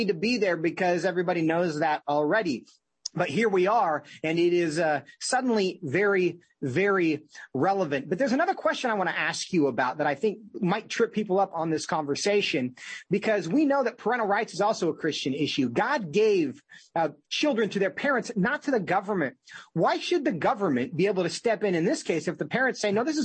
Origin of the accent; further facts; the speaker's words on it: Washington, United States; my home state of Washington State